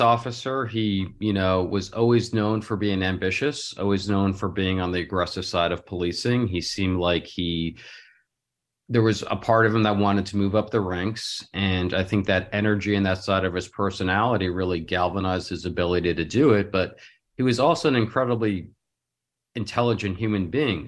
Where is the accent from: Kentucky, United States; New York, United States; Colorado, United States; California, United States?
California, United States; Los Angeles; from Los Angeles